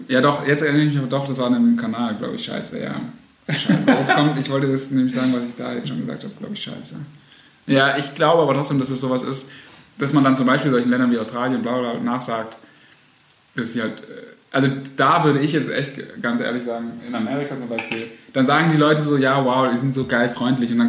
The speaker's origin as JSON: {"language": "German", "region": "Baden-Württemberg", "country": "Germany", "said": "ich komme nämlich aus dem Land, wo Milch und Honig fließt, aus Baden-Württemberg."}